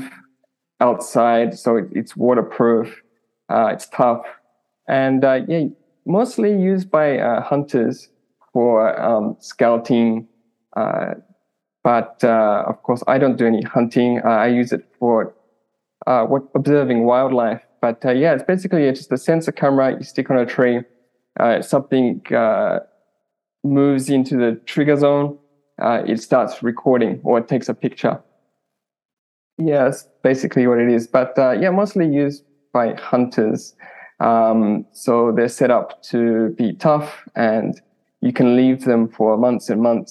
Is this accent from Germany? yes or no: no; Australia; moved away as an adult; now in Japan; I'm from Australia. But I came to Japan in 2010, I think. So I've been in Japan about 12 years now.